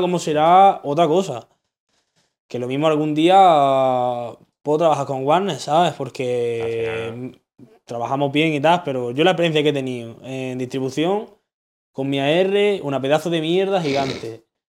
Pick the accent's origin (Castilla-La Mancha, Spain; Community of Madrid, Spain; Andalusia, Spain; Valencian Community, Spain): Andalusia, Spain; Granada; el hecho de yo ser de Granada, hmm. literalmente mi acento ya me hace distinguirme de todo el mundo